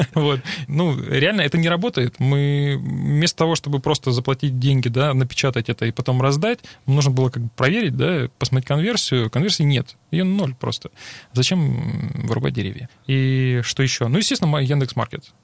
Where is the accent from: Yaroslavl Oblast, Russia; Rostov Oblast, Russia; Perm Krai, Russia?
Rostov Oblast, Russia; Rostov-on-Don; also born or lived in Moscow / Krasnodar; Я ростовчанин